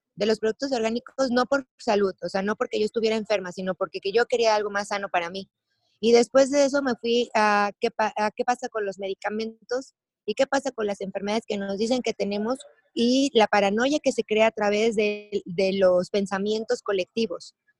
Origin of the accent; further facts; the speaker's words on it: Jalisco, Mexico; also born or lived in Tulum; Jalisco pues es donde yo nací